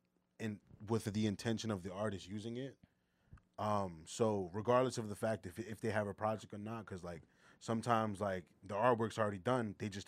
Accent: Philadelphia, Pennsylvania, United States; I'm from Philly

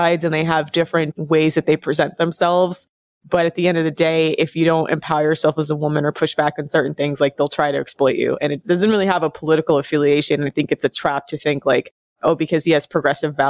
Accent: United States; I'm American over here

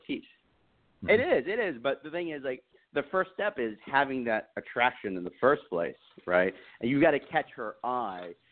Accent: Texas, United States; I was raised in the South. I was raised in Texas

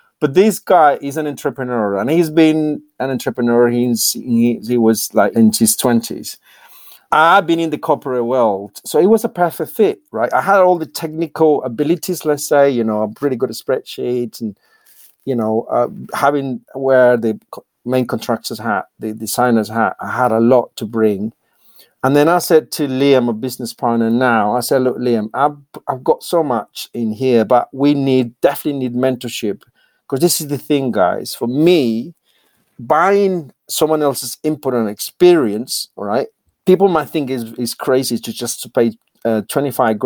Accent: Colombia; English is a second language; moved away as an adult; now in United Kingdom; born and raised in Colombia, and I basically decided to emigrate to the UK

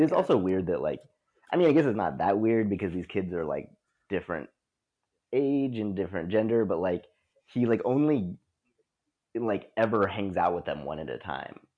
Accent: Texas, United States; growing up in Texas

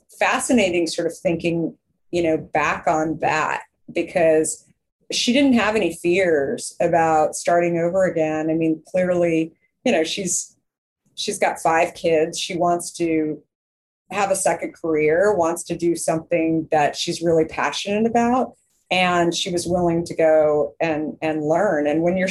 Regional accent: Scottsdale, Arizona, United States; also born or lived in Minneapolis, Minnesota; And so I was 2 and a half and moved to Arizona. To Scottsdale, Arizona

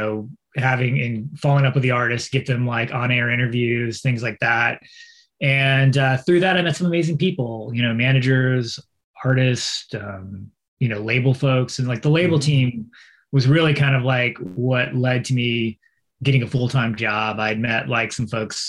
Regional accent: San Antonio, Texas, United States; also born or lived in Port Arthur, Texas; San Antonio is where I kind of grew up and graduated high school.

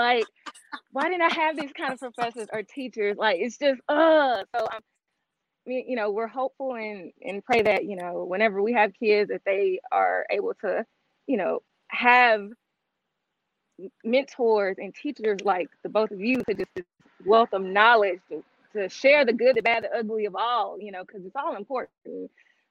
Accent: Jackson, Mississippi, United States; we are from Jackson, Mississippi

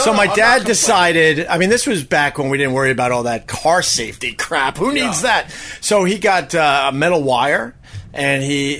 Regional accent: Huntington, New York, United States; Because I grew up in Huntington, which is right across the water from here. And my curse was that we were in a pretty decent upper middle class neighborhood, but we had no money.

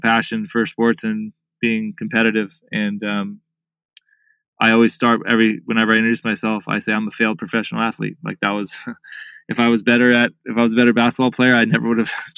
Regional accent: South Orange County, California, United States; I grew up in a sort of a middle-class family in a beach town in South Orange County. Still live in Laguna Beach to this day

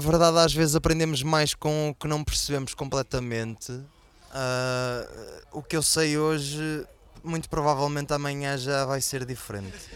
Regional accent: Portugal; este ano foi a primeira vez que saí de Portugal

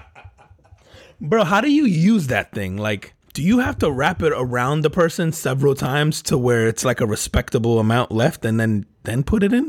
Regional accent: Newark, New Jersey, United States; also born or lived in Elizabeth, New Jersey; I grew up in Newark, New Jersey, man, and Elizabeth

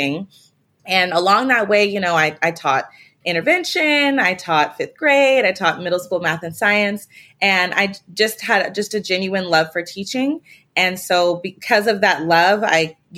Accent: Spokane, Washington, United States; I'm from Spokane, Washington, small town

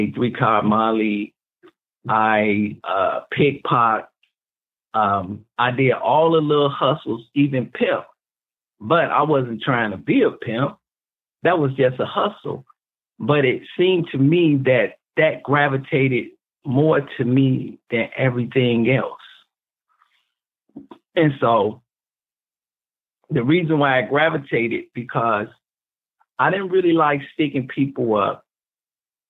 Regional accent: Chicago, Illinois, United States; I grew up in Chicago projects.

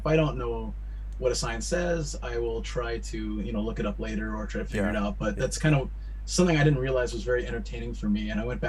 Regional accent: San Diego, California, United States; moved away as an adult; now in Japan; I'm from San Diego, California, in the U.S., and for 13 years, and loving it.

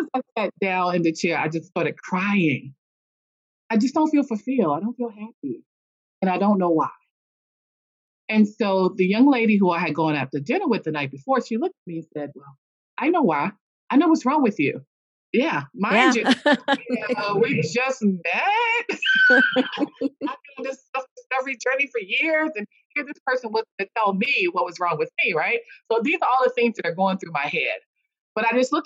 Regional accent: a small town in North Carolina, United States; also born or lived in Washington, D.C.; I was actually raised in a small town in North Carolina

